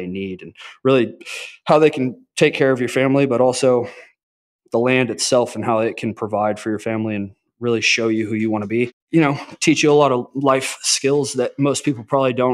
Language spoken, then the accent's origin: English; Arlington, Texas, United States; I grew up in Arlington, Texas, right in between Dallas and Fort Worth